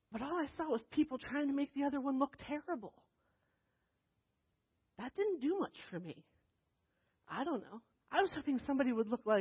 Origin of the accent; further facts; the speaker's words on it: New Jersey, United States; born there; No, but I was born in New Jersey. I promise. I belong here. I'm from here.